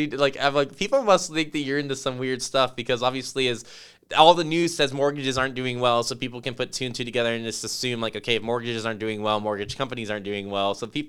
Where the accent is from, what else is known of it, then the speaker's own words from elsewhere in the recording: Las Vegas, Nevada, United States; I remember growing up in Las Vegas